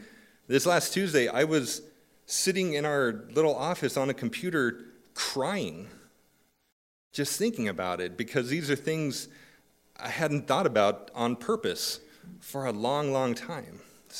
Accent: California, United States; I attended school, moved around some, and eventually found myself growing up in Southern California

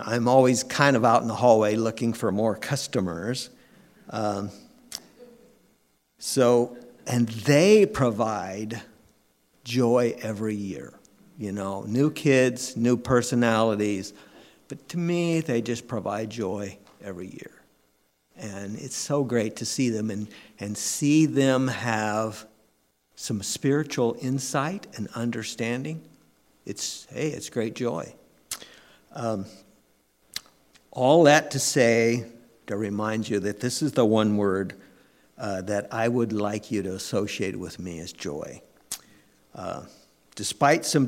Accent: San Diego County, California, United States; I grew up in California in San Diego County

